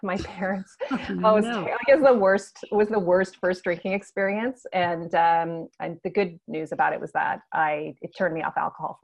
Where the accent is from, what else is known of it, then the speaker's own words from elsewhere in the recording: Nova Scotia, Canada; moved away as an adult; also born or lived in Alberta; So I'm from Nova Scotia in Canada, and I moved to the other side of the country to Alberta